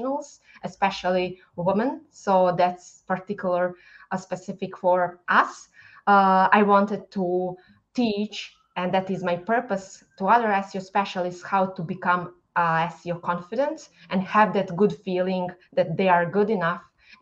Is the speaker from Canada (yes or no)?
no; Bosnia & Herzegovina; English is a second language; moved away as an adult; now in Dublin, Ireland; growing in Bosnia, moving to Dublin, having a language barrier